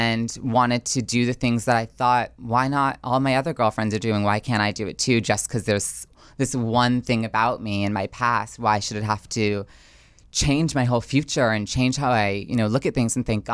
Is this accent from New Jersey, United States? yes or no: yes; New Jersey, United States; But I know I grew up in a wonderful town in northern New Jersey